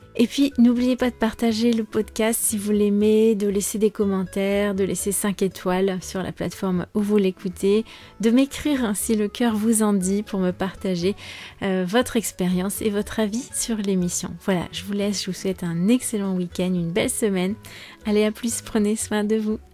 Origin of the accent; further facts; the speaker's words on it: France; also born or lived in Spain; je suis française